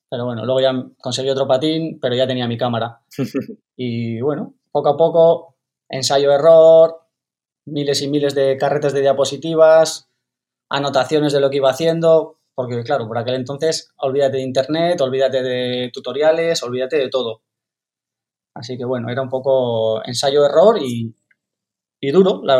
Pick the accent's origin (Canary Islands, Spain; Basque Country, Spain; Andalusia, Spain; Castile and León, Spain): Canary Islands, Spain; also born or lived in Burgos; Pues yo nací, nací en Burgos, y nada, cuando, cuando era bastante pequeño mi, mi, familia se mudó a Canarias y allí empecé a patinar.